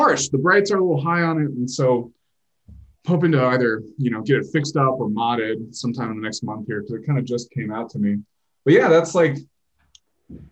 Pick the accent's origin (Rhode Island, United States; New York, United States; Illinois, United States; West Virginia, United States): Illinois, United States; Barrington; I grew up in Barrington, Illinois, and was sort of on this larger piece of property that was my grandparents' farm.